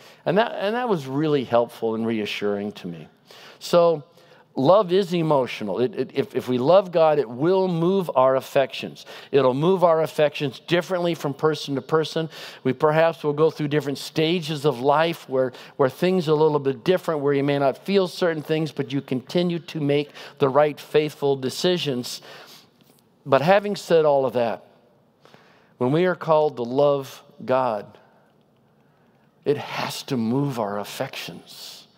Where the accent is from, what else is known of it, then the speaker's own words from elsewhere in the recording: Pacific Northwest, United States; This illustration doesn't work great in Southern California, but I'm from the Northwest